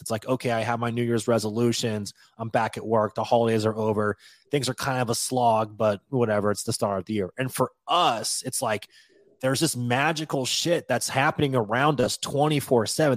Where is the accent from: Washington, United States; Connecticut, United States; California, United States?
Washington, United States; moved away as an adult; now in New Orleans, United States; I'm from Washington State